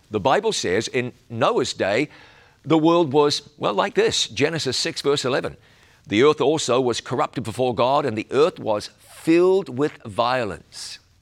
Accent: New Zealand; my home country of New Zealand

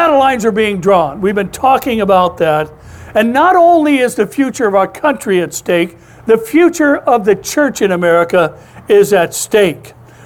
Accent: Orange, California, United States; I was born in St. Joseph's Hospital over in Orange. This has been my home my whole life

